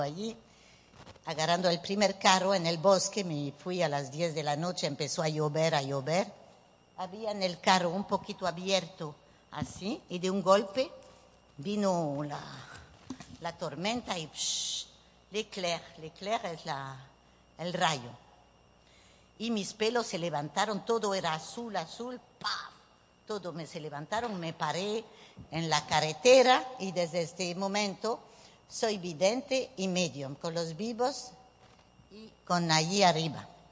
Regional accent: Nouvelle-Aquitaine, France; Spanish is a second language; moved away as an adult; also born or lived in Bordeaux / Bayonne / Paris; now in Venezuela; soy francesa de papá vasco español. Voilà, nací en Burdeos

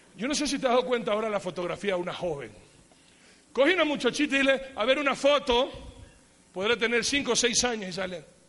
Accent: Ecuador; yo soy bien ecuatoriano, aunque tenga pinta de otra cosa, pero yo soy bien ecuatoriano

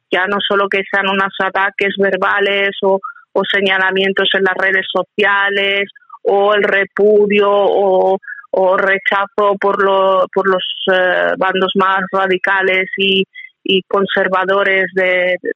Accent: Spain; como española

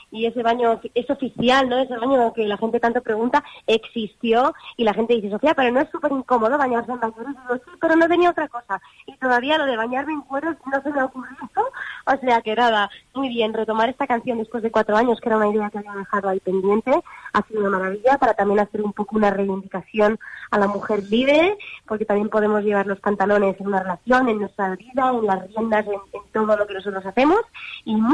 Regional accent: London, United Kingdom; born there; Mi abuela, eh, yo que nací en Londres, eh, me puso de repente a grabar porque me escuchó cantando antes de incluso saber casi hablar.

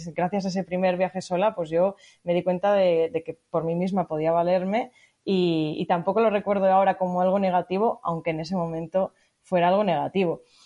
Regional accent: Montaña Palentina, Castile and León, Spain; moved away; En la propia montaña palentina que es de donde soy yo

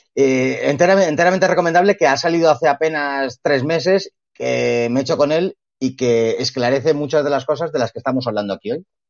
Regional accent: Spain; los españoles

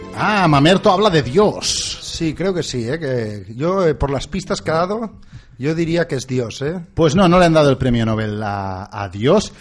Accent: Catalonia, Spain; accent: Catalan; aquí en Cataluña

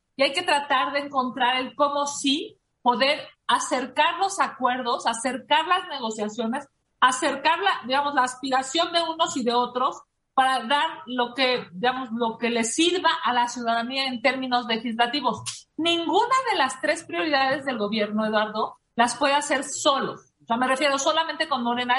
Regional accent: Mexico City, Mexico; yo soy de la Ciudad de México, yo estoy aquí de manera permanente

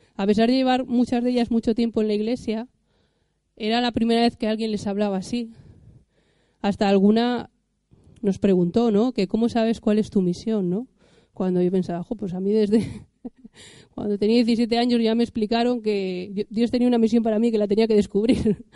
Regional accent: Cantabria, Spain; yo como soy cántabra

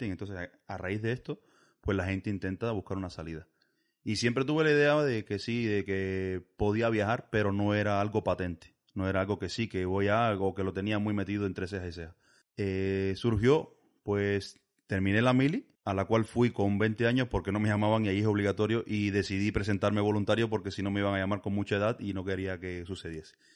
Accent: Villa Clara, Cuba; moved away as an adult; now in Basque Country, Spain; soy de Villa Clara. En Villa Clara es una provincia muy grande que tiene costa a ambos lados, pero yo soy del centro.

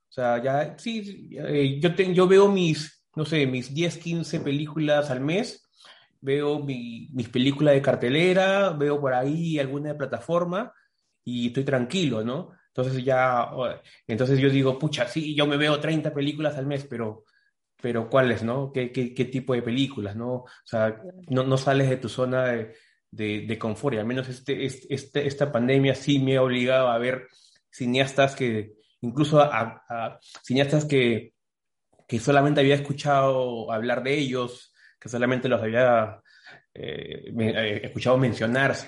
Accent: Peru; la primera vez que salí incluso de Perú

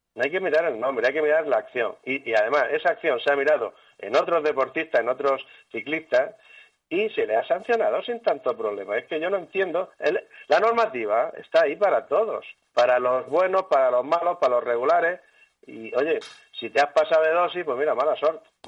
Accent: Spain; como buenos españoles

